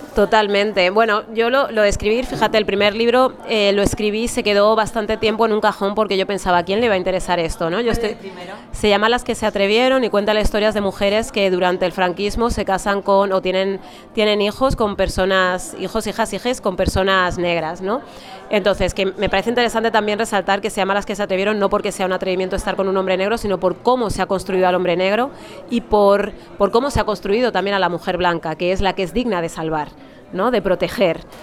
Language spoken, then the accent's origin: Spanish; Alcorcón, Community of Madrid, Spain; Yo soy de Madrid, bueno, soy de Alcorcón, que no es exactamente lo mismo